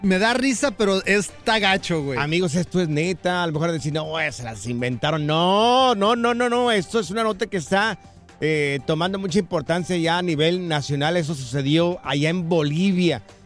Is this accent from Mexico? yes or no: yes; Jalisco, Mexico; yo soy del estado de Jalisco, soy de un ranchito que se llama Miraplanes